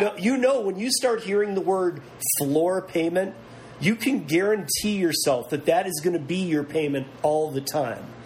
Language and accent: English; Michigan, United States; moved away; originally from Michigan, a lot of family from Detroit